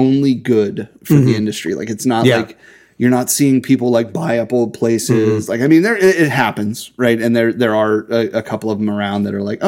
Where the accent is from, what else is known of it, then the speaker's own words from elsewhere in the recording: Hampton, Pennsylvania, United States; I grew up in Hampton